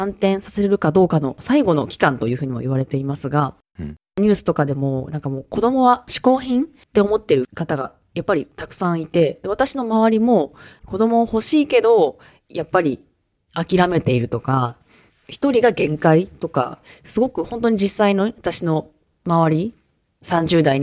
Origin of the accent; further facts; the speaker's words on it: Japan; moved away; 西表島とか賢島とかもともと島出身なので